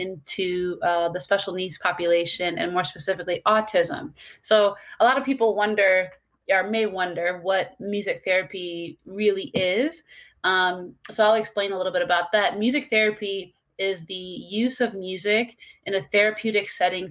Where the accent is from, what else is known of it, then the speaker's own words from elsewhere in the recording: St. Louis, Missouri, United States; moved away as an adult; now in Palm Beach County, Florida, United States; Originally, I'm from St. Louis, and now I'm in Palm Beach County, Florida